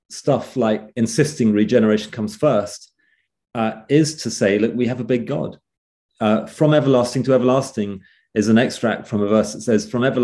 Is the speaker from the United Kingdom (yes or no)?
yes; England, United Kingdom; Actually, you said uh, uh England.